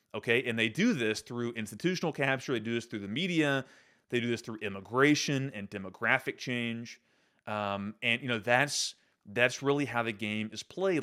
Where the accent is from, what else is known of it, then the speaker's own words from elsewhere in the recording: Central Arkansas, United States; I grew up in the Episcopal Church." uh, here in Central Arkansas